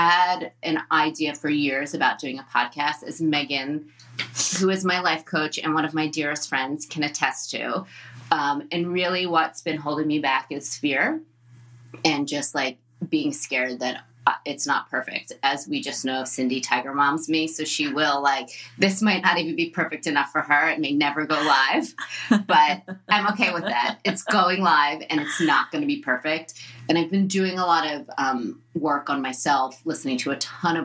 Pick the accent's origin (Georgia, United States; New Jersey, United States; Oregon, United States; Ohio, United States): New Jersey, United States; I am Jewish from Jersey, and I look like I'm Jewish from Jersey